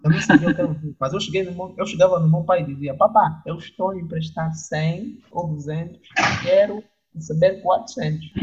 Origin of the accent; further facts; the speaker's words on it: Angola; sou angolano